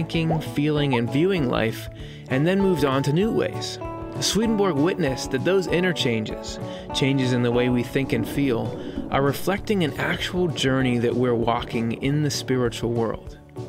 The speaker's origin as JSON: {"language": "English", "region": "Southeast Michigan", "country": "United States", "tie": "born or raised there", "also_born_or_lived": "Southeast Pennsylvania", "moved": "as an adult", "lives_now": "Pennsylvania, United States", "said": "I was born in Southeast Michigan and lived in three different locations in that area over the course of my childhood. As an adult, I moved over and settled in Southeast Pennsylvania."}